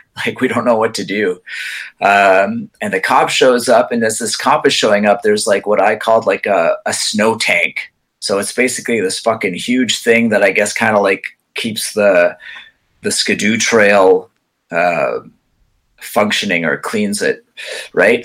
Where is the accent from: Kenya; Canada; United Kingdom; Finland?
Canada; Quebec; I'm English, but I actually grew up in the Quebec side